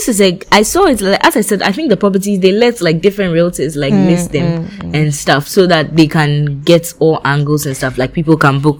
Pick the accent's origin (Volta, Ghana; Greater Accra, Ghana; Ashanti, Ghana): Volta, Ghana; I come from the Volta region.